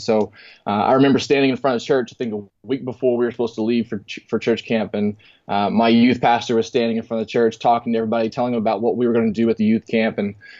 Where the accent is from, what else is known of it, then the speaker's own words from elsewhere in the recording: Texas, United States; And man, growing up in Texas, I couldn't imagine a better place to be able to facilitate that, just with the resources, with the passion, with the the intensity. And you know, growing up, and then I moved around a lot